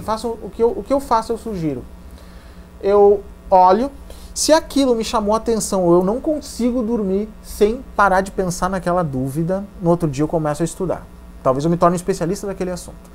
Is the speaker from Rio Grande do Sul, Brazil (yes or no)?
yes; Santa Maria, Rio Grande do Sul, Brazil; Santa Maria, que é a minha cidade natal